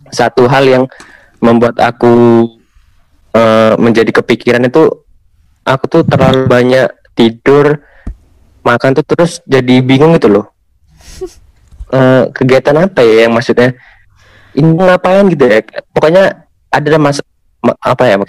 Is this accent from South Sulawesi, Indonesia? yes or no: no; Kudus, Central Java, Indonesia; Kalau di daerah daerahku ya daerah Kudus itu ada daerah yang emang eh, mungkin emang suka rob ya. Emang biasanya tuh daerah sana itu emang banyak rob. Tapi kalau aku kan kebetulan anak kota biasa